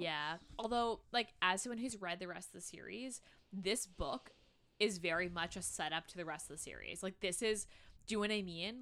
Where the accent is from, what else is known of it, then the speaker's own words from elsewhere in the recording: Canada; We're Canadian